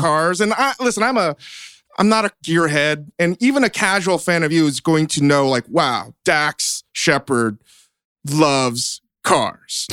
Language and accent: English; Virginia, United States; growing up in Virginia, everybody did some kind of chewing tobacco product